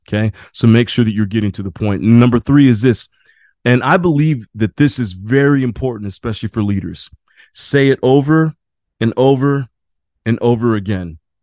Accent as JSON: {"language": "English", "region": "Midwest", "country": "United States", "moved": "yes", "lives_now": "San Diego, United States", "said": "living in San Diego, I'm from the Midwest"}